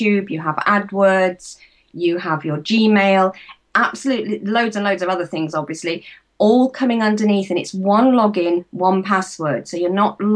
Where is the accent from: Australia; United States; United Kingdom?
United Kingdom; I'm from the UK